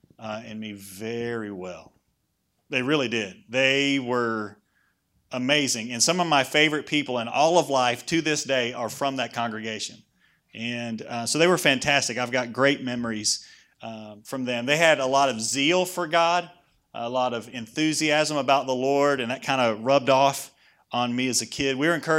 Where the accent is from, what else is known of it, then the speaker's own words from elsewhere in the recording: Oakley, North Carolina, United States; So I was raised over in Oakley. Raised by my... anybody else from Oakley? No. Listen, it's hard to get out. I made it.